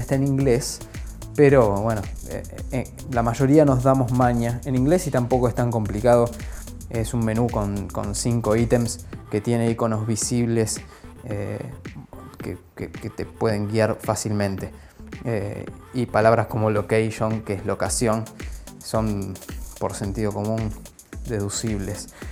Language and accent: Spanish; Argentina; also born or lived in Buenos Aires; Vivo en Buenos Aires, soy argentino